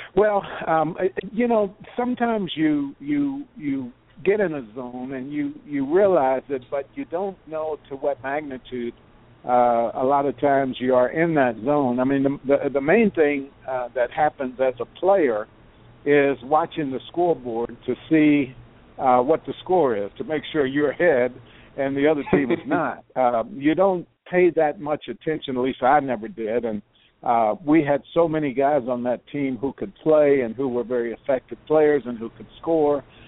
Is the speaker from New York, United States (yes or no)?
no; Lexington, Kentucky, United States; I didn't just grow up in the state of Kentucky. I grew up in Lexington, about 15 minutes uh, uh, walk to the uh, to the university